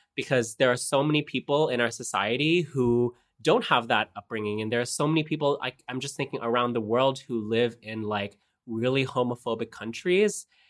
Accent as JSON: {"language": "English", "town": "Kitchener", "region": "Ontario", "country": "Canada", "tie": "born or raised there", "said": "Kitchener, my hometown in Ontario"}